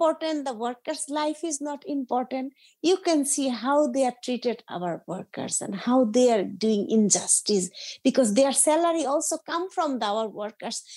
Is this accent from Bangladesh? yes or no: yes; Dhaka, Dhaka Division, Bangladesh; I was born in Bangladesh, Dhaka City, 1973